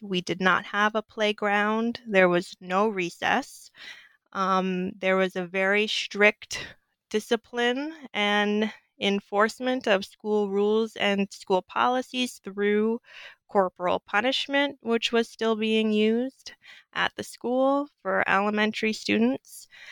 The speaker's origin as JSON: {"language": "English", "region": "Southwest", "country": "United States", "tie": "born or raised there", "also_born_or_lived": "Clarksville, Mississippi", "moved": "as an adult", "said": "growing up in the Southwest"}